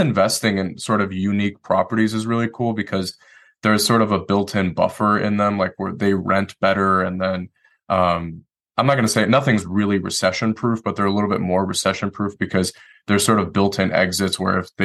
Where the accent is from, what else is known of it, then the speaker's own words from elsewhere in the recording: Detroit, Michigan, United States; moved away as an adult; now in Asheville, United States; I'm originally from Detroit, Michigan. So I moved here the day I got out of the Marine Corps